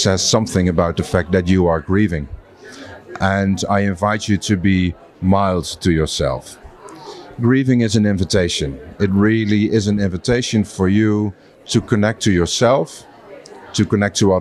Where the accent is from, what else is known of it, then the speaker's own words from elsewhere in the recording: Netherlands; I'm from the Netherlands